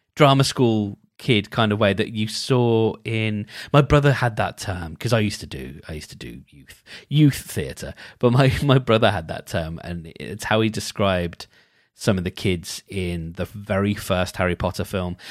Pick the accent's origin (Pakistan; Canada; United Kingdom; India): United Kingdom; as a Brit, I ha, I am duty bound to pronounce it Ackerman